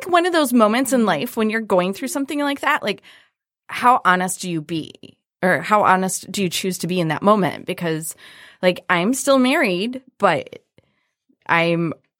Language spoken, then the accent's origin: English; Brighton, Michigan, United States; I grew up in Brighton.